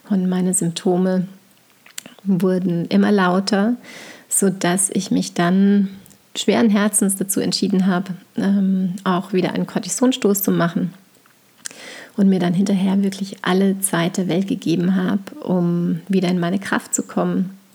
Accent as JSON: {"language": "German", "town": "St. Johann in Tirol", "region": "Tyrol", "country": "Austria", "tie": "born or raised there", "moved": "as an adult", "lives_now": "Bayreuth, Germany", "said": "Es ist ja so, dass ich eben in St. Johann in Tirol groß geworden bin. Bis zu meinem 18. Lebensjahr"}